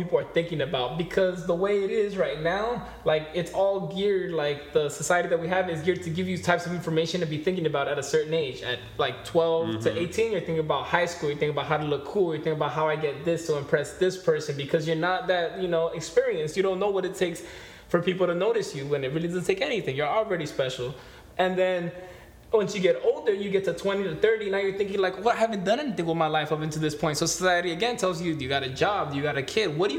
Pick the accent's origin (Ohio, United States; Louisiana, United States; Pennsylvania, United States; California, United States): California, United States; Los Angeles; I grew up in Silver Lake